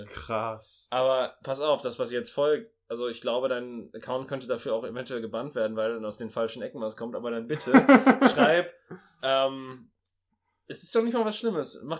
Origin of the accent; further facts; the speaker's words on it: Germany; Ich bin Deutscher, mit Völkermord kennen